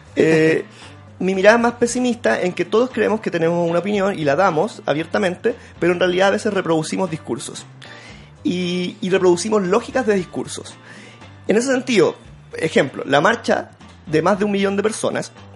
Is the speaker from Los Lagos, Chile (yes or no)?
no; Santiago, Santiago Metropolitan Region, Chile; yo soy de la Vía Francia